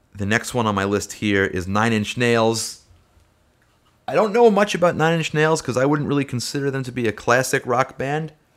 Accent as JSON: {"language": "English", "town": "New York City", "region": "New York", "country": "United States", "tie": "born or raised there", "said": "Staten Island, and that's my hometown."}